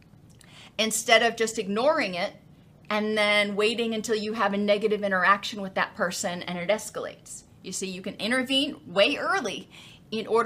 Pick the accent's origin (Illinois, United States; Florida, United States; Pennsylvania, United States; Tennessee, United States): Florida, United States; I come from Florida